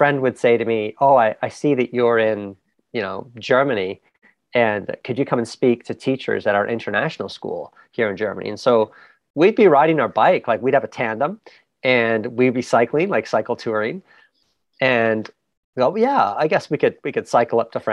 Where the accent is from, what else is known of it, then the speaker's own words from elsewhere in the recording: Canada; also born or lived in England; I was born in England, raised in Canada